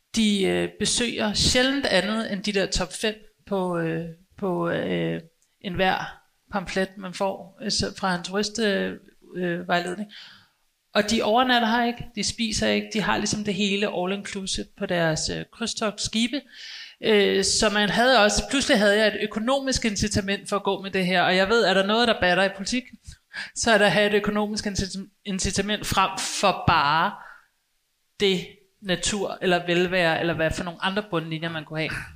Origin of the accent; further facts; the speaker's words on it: Copenhagen, Capital Region of Denmark, Denmark; som københavner